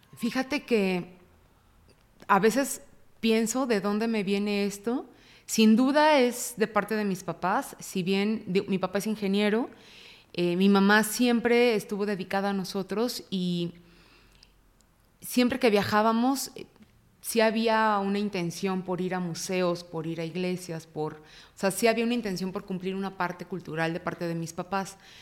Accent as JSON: {"language": "Spanish", "town": "Guadalajara", "region": "Jalisco", "country": "Mexico", "tie": "born or raised there", "said": "Nací en Guadalajara. Eh, fui la primera hija y fui la primera nieta de dos familias muy amorosas. Entonces tuve una infancia"}